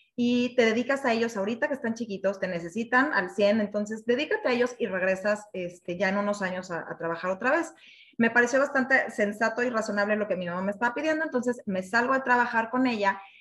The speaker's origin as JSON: {"language": "Spanish", "region": "Mexico City", "country": "Mexico", "said": "soy mexicana de la Ciudad de México"}